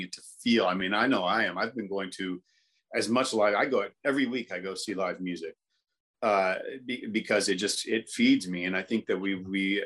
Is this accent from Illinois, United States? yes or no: no; Indianapolis, Indiana, United States; I grew up in Indianapolis, Indiana